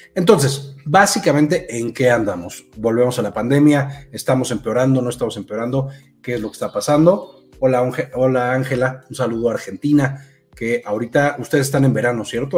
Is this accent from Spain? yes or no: no; Mexico; yo soy de México